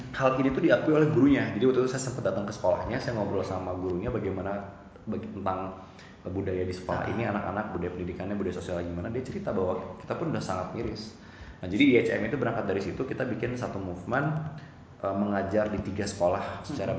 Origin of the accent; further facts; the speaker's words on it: Bandung, West Java, Indonesia; Orang asli Bandung, lahir di Bandung